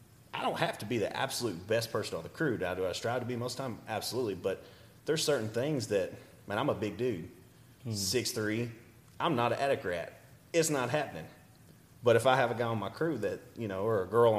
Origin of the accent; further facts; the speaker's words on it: Deep East Texas, United States; moved away; I was from Deep East Texas